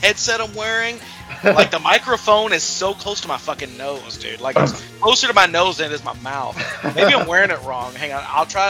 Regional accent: Kentucky, United States; As an old Kentucky boy

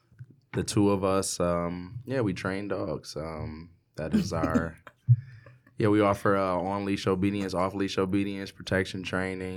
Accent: Detroit, Michigan, United States; I'm from the west side of Detroit, Lynnwood

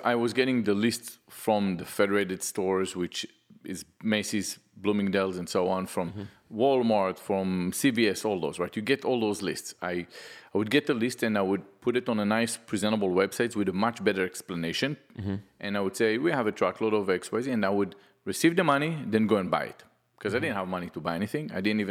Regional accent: Israel; moved away as an adult; now in United States; I'm from Israel.

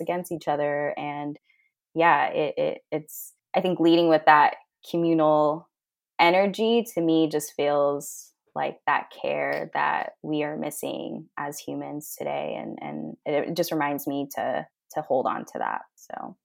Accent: Fairfield, California, United States; moved away; my hometown, Fairfield, back in California, incredibly diverse

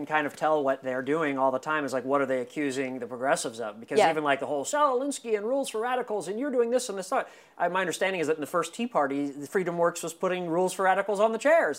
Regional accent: Indiana, United States; I grew up in Indiana, and, you know, my family were always Democrats

